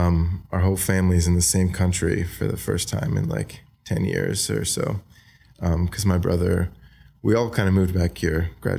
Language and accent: English; Wagga Wagga, New South Wales, Australia; So I grew up in Wagga Wagga. I went to high school there, you know, eventually.